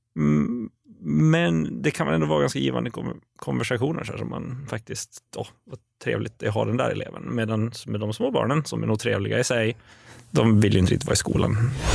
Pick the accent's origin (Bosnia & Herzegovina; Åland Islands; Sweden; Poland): Åland Islands; moved away; jag kommer från Åland överlag